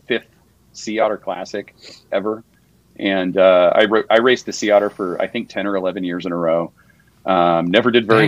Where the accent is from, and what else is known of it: San Jose, California, United States; born or raised there; also born or lived in Mountain View, California / Sunnyvale, California